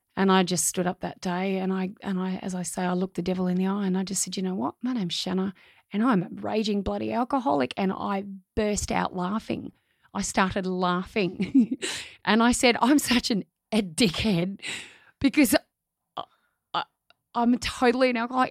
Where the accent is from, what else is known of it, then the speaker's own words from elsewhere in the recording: Australia; my hometown